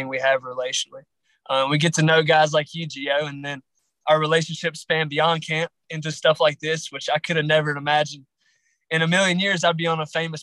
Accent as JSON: {"language": "English", "area": "Grayson County", "region": "Southwest Virginia", "country": "United States", "said": "I'm from Southwest Virginia. Grayson County, more specific. It's in the Appalachian Mountains."}